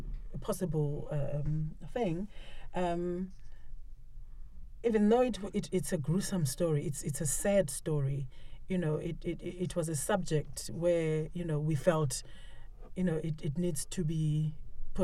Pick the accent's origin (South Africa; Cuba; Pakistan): South Africa; Cape Town, Western Cape; I'm South African. I'm from Cape Town